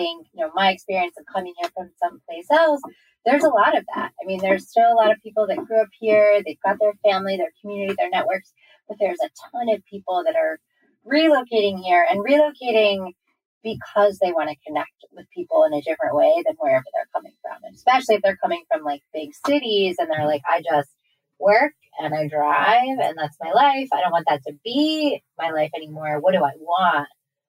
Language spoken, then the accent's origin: English; Maryland, United States; moved away as an adult; also born or lived in Arkansas; now in Richmond, United States; I packed it up and I moved to Arkansas. Then I moved back to my hometown, which is Maryland.